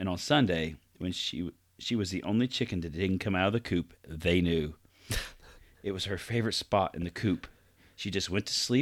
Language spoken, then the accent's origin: English; Vincennes, Indiana, United States; I am from Vincennes